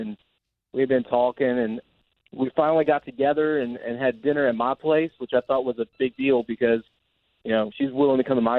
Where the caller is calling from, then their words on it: Ocoee, Florida, United States; I'm calling from Ocoee.